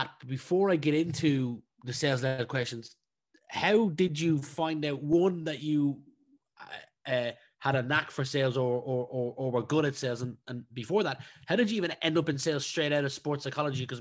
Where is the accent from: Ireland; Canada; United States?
Ireland; also born or lived in Leicestershire; I was raised in Ireland, but born in Leicestershire